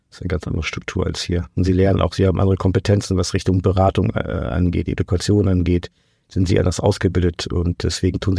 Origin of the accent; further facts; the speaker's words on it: Portugal; Also ich komme aus Portugal, ich war selbst in Portugal zum Rekrutieren.